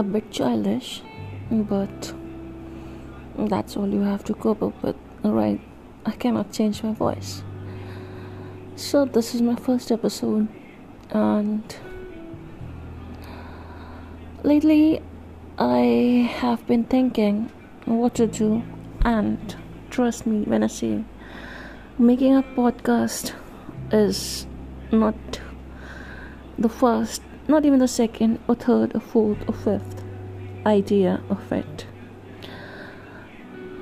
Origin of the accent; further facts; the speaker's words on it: India; first language Hindi; English is a second language; I am an Indian